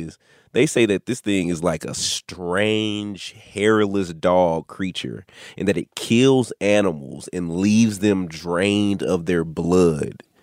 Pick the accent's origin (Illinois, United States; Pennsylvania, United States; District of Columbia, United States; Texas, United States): Texas, United States; Dallas; I'm from Dallas.